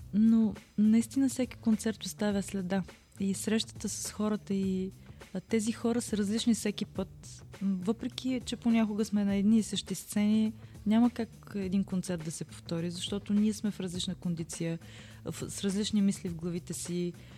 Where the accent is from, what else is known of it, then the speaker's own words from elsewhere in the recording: Burgas, Burgas Province, Bulgaria; now in Sofia, Bulgaria; моя роден град Бургас